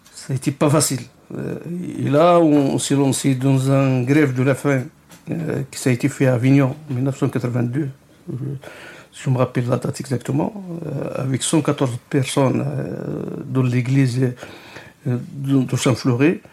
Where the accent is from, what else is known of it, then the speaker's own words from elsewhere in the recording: Morocco; moved away as an adult; now in France; j'ai quitté le Maroc pendant, c'est-à-dire, une dizaine d'années